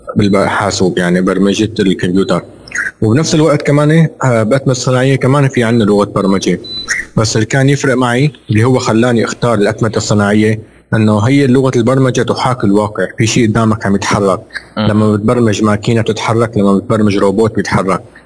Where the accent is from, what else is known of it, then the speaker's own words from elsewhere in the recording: Syria; moved away as an adult; now in Jeddah, Saudi Arabia; ودارس بسوريا، انا من يعني انا سوري ولدان بسوريا